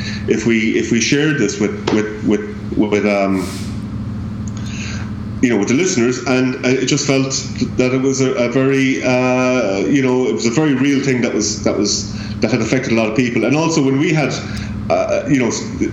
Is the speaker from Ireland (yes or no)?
yes; Limerick, Munster, Ireland; the music that's in my hometown